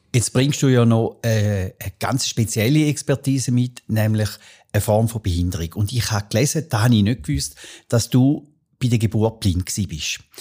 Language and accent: German; Arbon, Thurgau, Switzerland; Wir sind miteinander in Arbon aufgewachsen